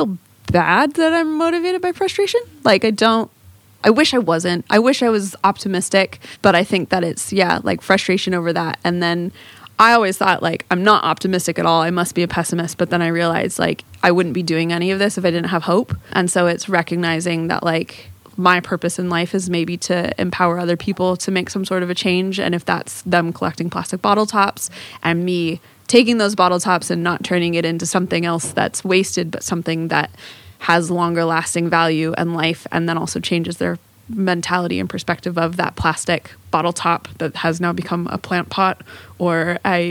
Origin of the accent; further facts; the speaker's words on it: Southern California, United States; moved away as an adult; also born or lived in San Diego; now in Morecambe Bay, United Kingdom; I grew up in Southern California near the ocean